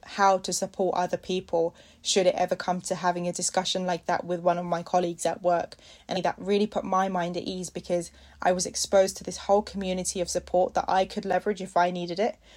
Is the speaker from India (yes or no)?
yes; India; I'm an Indian